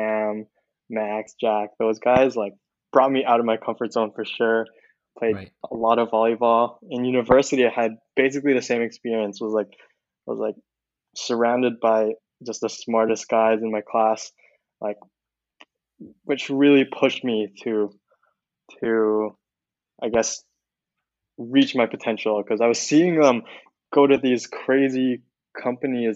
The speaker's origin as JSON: {"language": "English", "town": "Vancouver", "region": "British Columbia", "country": "Canada", "tie": "born or raised there", "also_born_or_lived": "Philippines / Waterloo, Canada", "moved": "as an adult", "lives_now": "Silicon Valley, United States", "said": "I was born in the Philippines, and then I moved to Vancouver, Canada, when I was in grade four"}